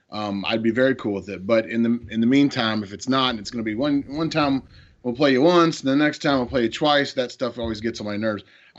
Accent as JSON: {"language": "English", "region": "Southern Indiana", "country": "United States", "said": "I'm from Southern Indiana"}